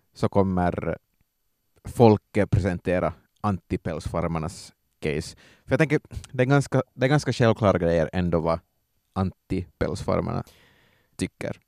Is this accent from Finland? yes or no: yes; Ostrobothnia, Finland; also born or lived in Vaasa; som österbottningar